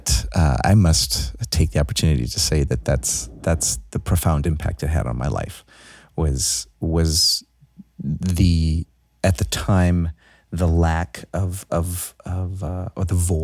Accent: New York City, New York, United States; I'm born and raised in Brooklyn.

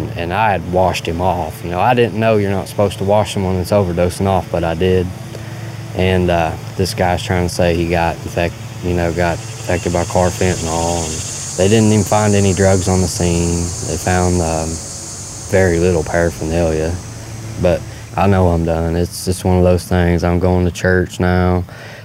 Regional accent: Bath County, Kentucky, United States; I grew up in Bath County. I've been here my whole life

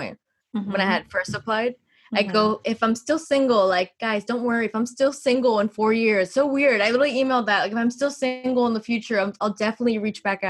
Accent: Miami, Florida, United States; I'm from Miami

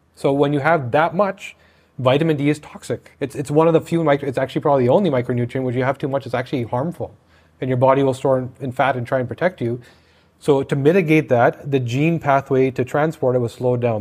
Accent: Canada; I'm Canadian

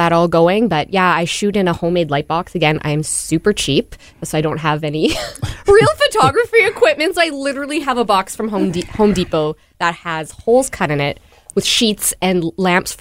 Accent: Manitoba, Canada; I grew up like in Manitoba housing

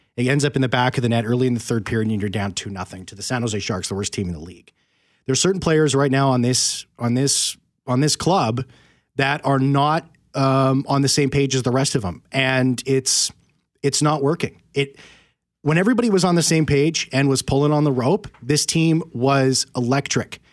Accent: Winnipeg, Manitoba, Canada; I'm born and raised in Winnipeg here

